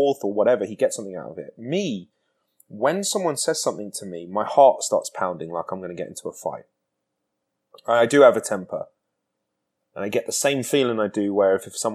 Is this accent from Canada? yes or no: no; United Kingdom; moved away as an adult; I grew up in Britain